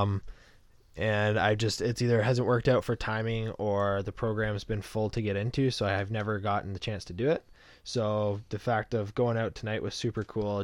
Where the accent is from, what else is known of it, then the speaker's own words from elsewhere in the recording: Canada; I'm Canadian